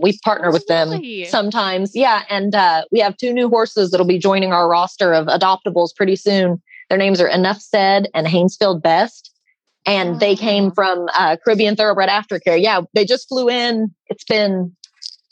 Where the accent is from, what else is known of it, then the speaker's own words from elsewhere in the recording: Indiana, United States; I'm originally from Indiana, which is where Friends of Ferdinand is based out of. And I grew up as a horse crazy kid